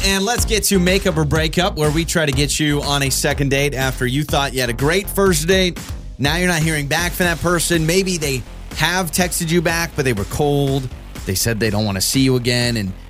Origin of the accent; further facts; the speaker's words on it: North Idaho, United States; I grew up in North Idaho where you can't even find a potato farm.